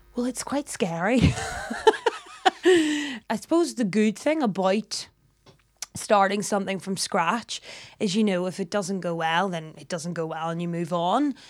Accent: Belfast, Northern Ireland, United Kingdom; I'm from Belfast.

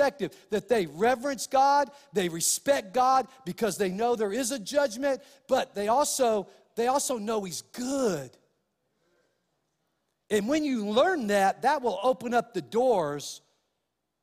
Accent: Clovis, United States; The church I went to in Clovis

